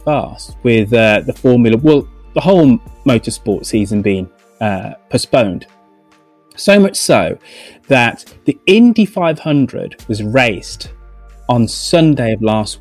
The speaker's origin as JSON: {"language": "English", "region": "England", "country": "United Kingdom", "lives_now": "London, United Kingdom", "said": "I'm English"}